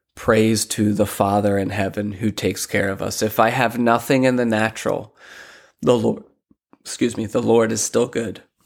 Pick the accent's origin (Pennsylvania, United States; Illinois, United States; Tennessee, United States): Pennsylvania, United States; Lancaster; moved away as an adult; also born or lived in Philadelphia, Pennsylvania; now in Sarasota, United States; I'm originally from Lancaster, Pennsylvania. Um, my family migrated out of Philly to Lancaster, grew up there